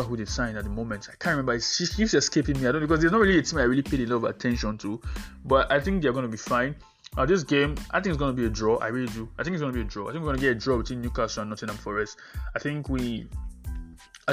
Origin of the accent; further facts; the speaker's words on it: Nigeria; I'm a Nigerian compatriot